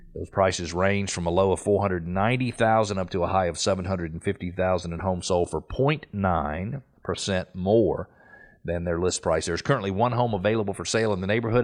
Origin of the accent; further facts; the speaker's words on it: Atlanta, Georgia, United States; I grew up in Atlanta